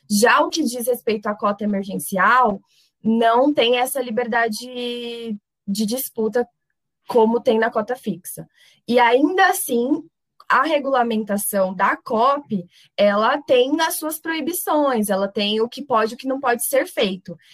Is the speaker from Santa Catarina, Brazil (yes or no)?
no; São Paulo, Brazil; now in Franca, Brazil; Porque, por exemplo, eu venho de São Paulo.